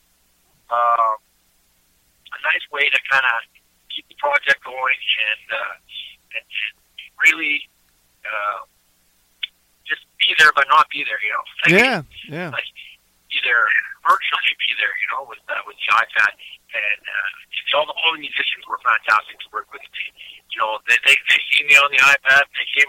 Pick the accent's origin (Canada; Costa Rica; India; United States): Canada; Eastern Canada; I come from Eastern Canada, and in Eastern Canada, we're kind of famous for something called kitchen parties.